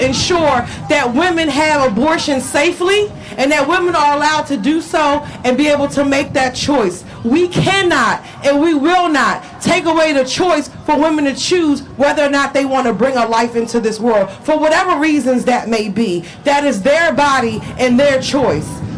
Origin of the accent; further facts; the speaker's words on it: Prince George's County, Maryland, United States; also born or lived in Washington, District of Columbia, United States; I was born in D.C., but I was raised in Prince George's County, Maryland